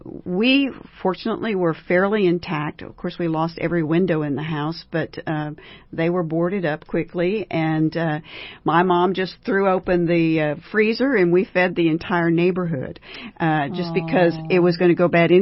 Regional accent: South Texas, United States; I grew up in South Texas, and so we went through many hurricanes

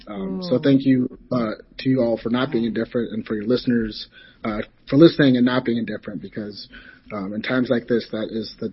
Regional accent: Ohio, United States; also born or lived in Soviet Union / Alabama; I was born in the Soviet Union. We came over before the fall, moved to the United States, grew up in Ohio, went to the University of Alabama

